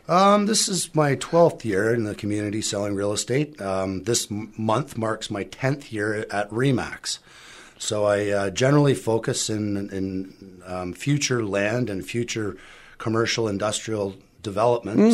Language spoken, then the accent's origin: English; Whitby, Ontario, Canada; now in Collingwood, Canada; I grew up in Whitby